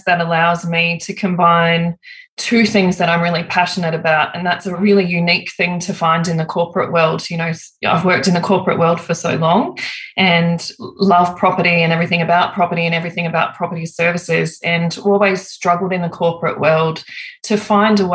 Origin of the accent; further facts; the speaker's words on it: Griffith, New South Wales, Australia; I grew up in Wiradjuri country out in Griffith, New South Wales